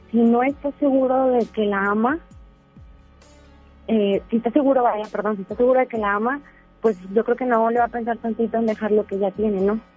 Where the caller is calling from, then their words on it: Monterrey, Nuevo León, Mexico; De Monterrey.